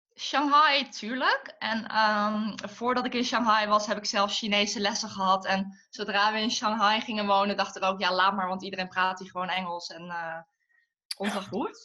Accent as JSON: {"language": "Dutch", "town": "Tilburg", "region": "North Brabant", "country": "Netherlands", "tie": "born or raised there", "also_born_or_lived": "Den Bosch", "moved": "as an adult"}